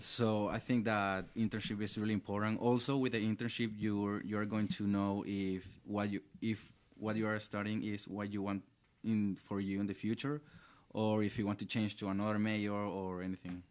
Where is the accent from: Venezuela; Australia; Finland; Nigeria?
Venezuela; Valencia, Carabobo; English is a second language; moved away as an adult; now in Orlando, United States; I was born and raised in Valencia. It's a city located, la, eh, two hours from the capital, which is Caracas